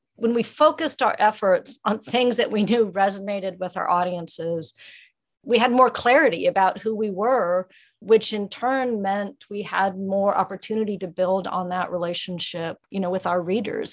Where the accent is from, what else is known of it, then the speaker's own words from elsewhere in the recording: Ozarks of Missouri, United States; now in West Virginia, United States; I grew up in the Ozarks of Missouri